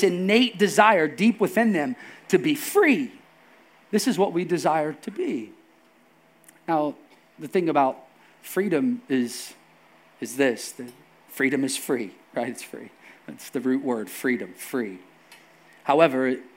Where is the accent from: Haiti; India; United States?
United States; here as Americans